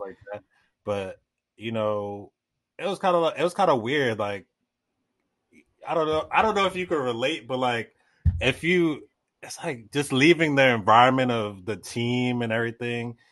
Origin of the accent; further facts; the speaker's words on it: New York City, New York, United States; a city kid growing up in Brooklyn